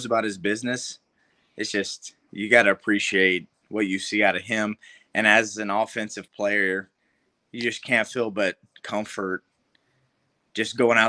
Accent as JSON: {"language": "English", "town": "Warner Robins", "region": "Georgia", "country": "United States", "said": "I'm from Warner Robins, Georgia, where it's like Houston County. Like, that's where I'm from"}